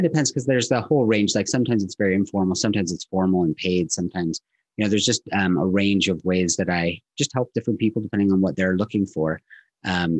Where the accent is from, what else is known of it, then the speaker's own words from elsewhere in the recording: Southern California, United States; now in Utah, United States; I grew up in Southern California